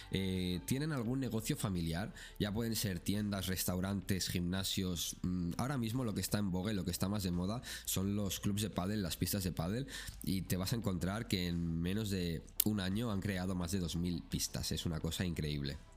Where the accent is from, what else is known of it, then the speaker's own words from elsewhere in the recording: Spain; now in Kuwait; yo que vengo de España, la verdad es que lo, noto bastante.